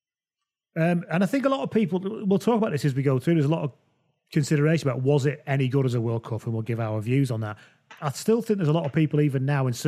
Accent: England, United Kingdom; we're all English people

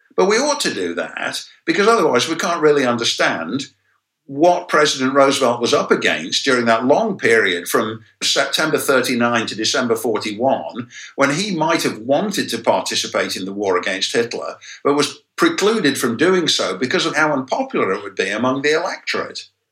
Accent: England, United Kingdom; now in United States; my educational experience as a kid growing up in England

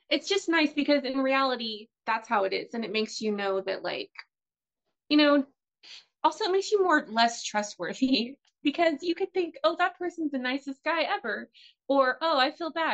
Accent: United States; I'm an American housewife

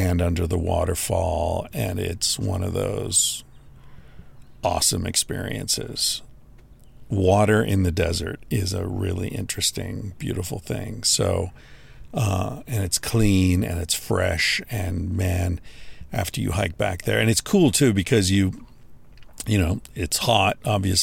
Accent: United States; moved away as an adult; I'm American

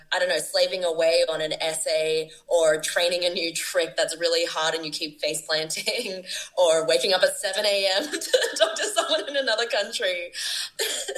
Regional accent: Brisbane, Queensland, Australia; moved away as an adult; also born or lived in Sydney, Australia; now in Bogota, Colombia; I have a really strong foundation back home in Australia, both in my hometown of Brisbane and where I've been living for 10 years in Sydney

